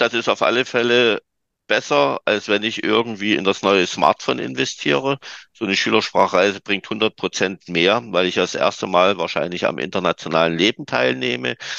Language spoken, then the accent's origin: German; Germany; also born or lived in Dresden; ich bin Deutscher